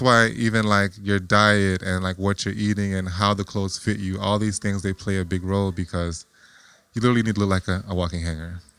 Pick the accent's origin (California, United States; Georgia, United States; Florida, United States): Florida, United States; Lauderhill; I'm originally from Florida. All right. From a little city called Lauderhill, Florida